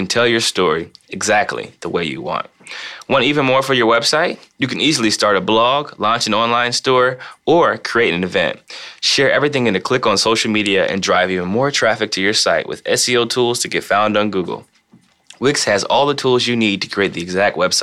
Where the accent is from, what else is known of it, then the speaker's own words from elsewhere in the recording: Ohio, United States; I grew up in Ohio, so I've known LeBron since I was 12.